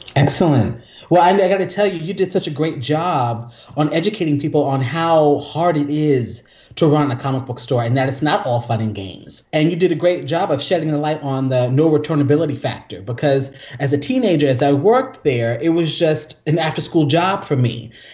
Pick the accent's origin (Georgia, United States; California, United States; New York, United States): New York, United States; Yonkers; also born or lived in Columbus, Ohio; now in Brooklyn, United States; I was born in Yonkers